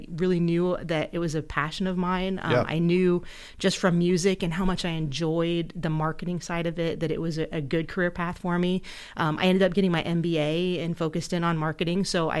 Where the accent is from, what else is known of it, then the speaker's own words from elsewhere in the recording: Ohio, United States; moved away; I came over from Ohio, and oh my God, I hate to say it, but like 22 years ago.